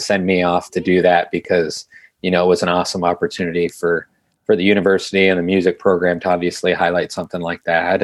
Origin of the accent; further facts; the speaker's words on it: Youngstown, Ohio, United States; growing up in Youngstown